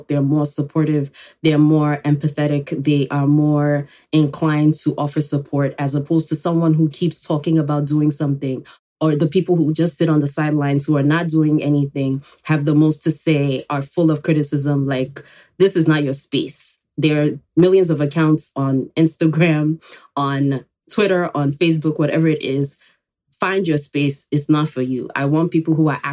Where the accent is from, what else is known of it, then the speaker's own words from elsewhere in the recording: Nigeria; also born or lived in Enugu, Nigeria; now in New York, United States; I was born here in New York, but I actually grew up in Nigeria